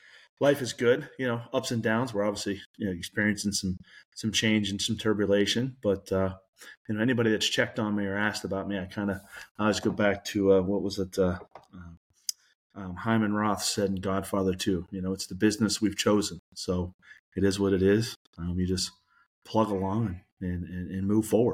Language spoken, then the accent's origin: English; Pennsylvania, United States; moved away as an adult; also born or lived in Youngstown, Ohio; now in Las Vegas, United States; I grew up in Pennsylvania